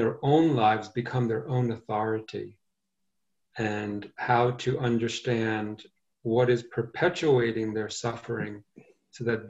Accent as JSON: {"language": "English", "town": "New York City", "region": "New York", "country": "United States", "tie": "born or raised there", "also_born_or_lived": "Asheville, North Carolina", "said": "I grew up in Brooklyn"}